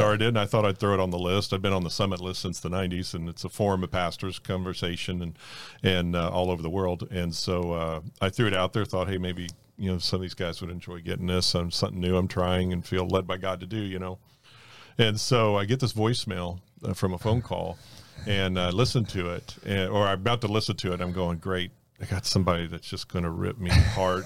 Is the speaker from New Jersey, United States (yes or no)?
no; North Miami, Florida, United States; also born or lived in Fort Lauderdale, Florida; I grew up in North Miami, uh, in the Carroll City area, if anybody listening knows where that at, and, uh, grew up there till I was thirteen and then moved to Fort Lauderdale area